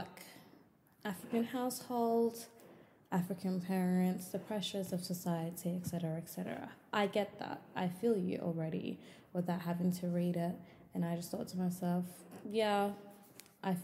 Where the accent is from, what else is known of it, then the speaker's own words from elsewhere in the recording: Melbourne, Victoria, Australia; I'm 23 years old and I'm from Melbourne, Australia.